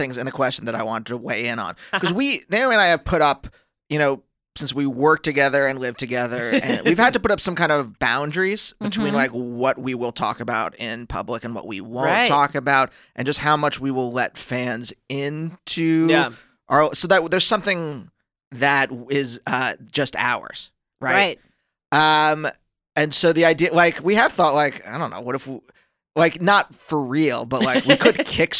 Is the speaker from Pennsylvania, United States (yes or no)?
yes; Pennsylvania, United States; now in Los Angeles, United States; I'm from Pennsylvania.